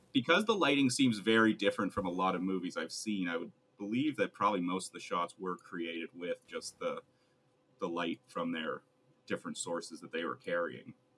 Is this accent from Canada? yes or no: yes; Canada; we're too Canadian